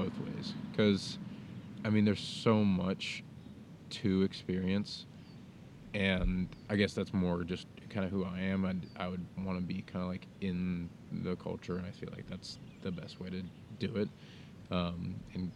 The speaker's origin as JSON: {"language": "English", "country": "United States"}